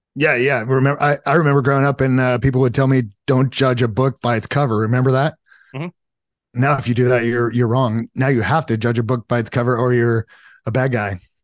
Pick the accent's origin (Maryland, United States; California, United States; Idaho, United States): California, United States; Los Alamitos; I grew up in Southern California, like, uh, Los Alamitos, Seal Beach area.